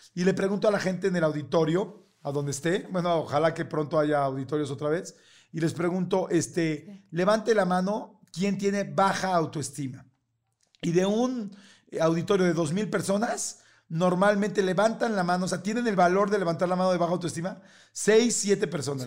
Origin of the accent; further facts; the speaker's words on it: Mexico City, Mexico; nací eh, y crecí toda la vida, en la, primero de chiquito en la colonia Narvarte, en la Ciudad de México